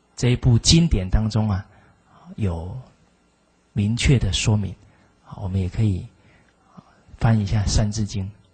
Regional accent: Zuoying, Kaohsiung, Taiwan; 我来自左营

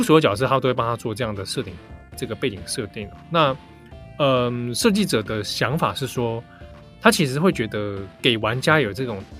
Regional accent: Japan; 对，而且不知道我们日本人好像想到俄罗斯人就要连接到哥萨克舞，

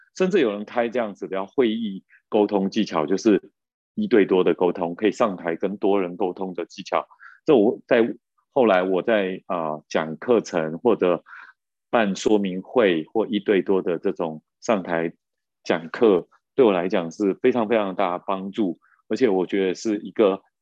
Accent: Taiwan; 尤其我们在眷村长大，就有那种竞争压力的样子

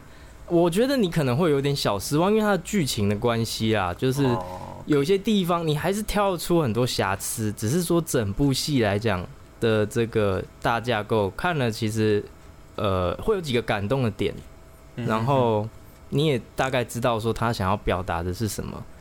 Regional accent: central-southern Taiwan, Taiwan; 我们中南部的人

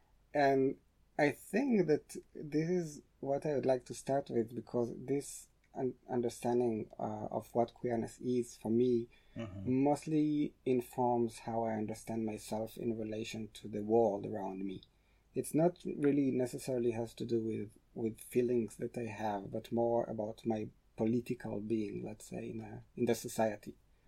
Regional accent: Haifa, Haifa District, Israel; So mostly I like to say that I'm coming from Haifa. And when the person does not really know where Haifa is located, I would say it's more or less between Tel Aviv and Beirut.

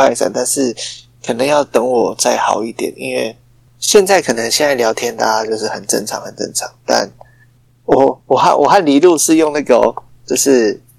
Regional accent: Taichung, Taiwan; 然后我台中人非常的厉害，

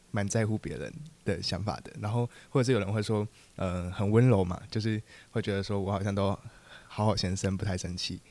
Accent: Tainan, Taiwan; 我是来自台南，然后我现在高三，就是我现在十七岁

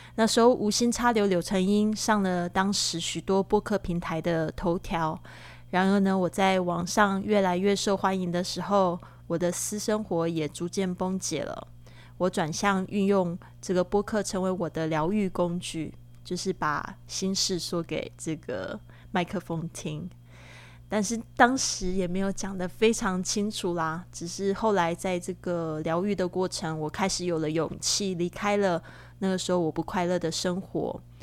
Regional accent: Taiwan; moved away as an adult; also born or lived in Shanghai; now in Barcelona, Spain; 我是来自台湾

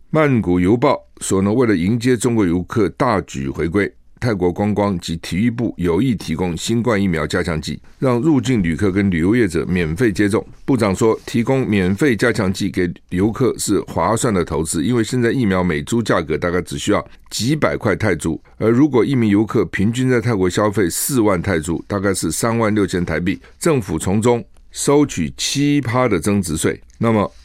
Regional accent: Taiwan; 我们台湾人哈染疫的不多

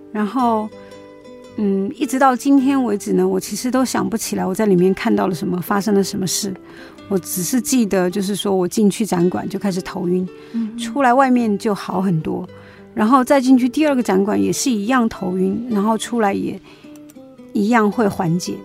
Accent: Yichang, Hubei, China; moved away; 我小时候住在我老家湖北宜昌

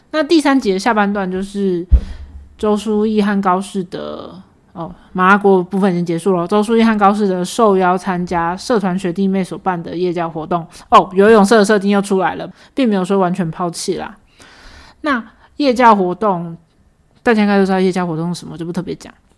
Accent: Taiwan; 我们台湾人没有在说视频的好吗

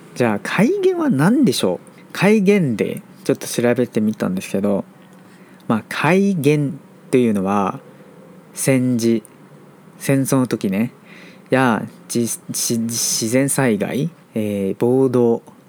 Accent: Taiwan; Japanese is a second language; 台湾人として

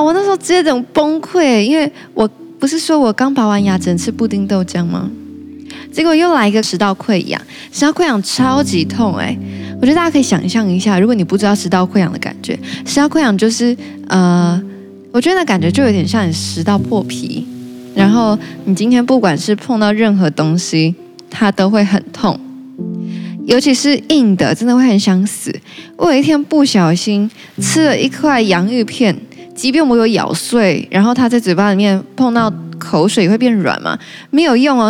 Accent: Taichung, Taiwan; now in Taipei, Taiwan; 我老家在台中

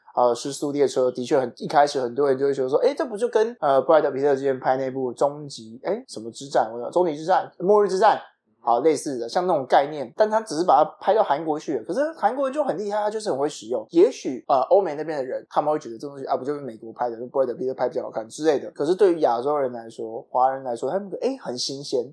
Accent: Taipei, Taiwan; 因为我们是台北人

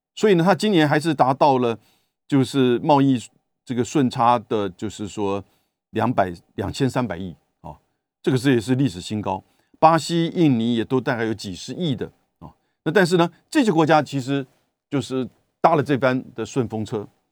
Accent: Taiwan; 跟我们台湾人一样

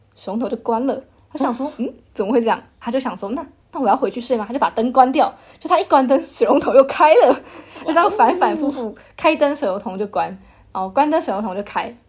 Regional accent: Taichung, Taiwan; 我们家是台中人

